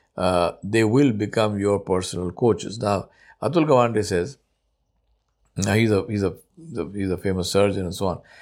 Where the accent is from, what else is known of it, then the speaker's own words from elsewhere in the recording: India; first language Urdu; English is a second language; moved away as an adult; also born or lived in Guyana; I'm from India.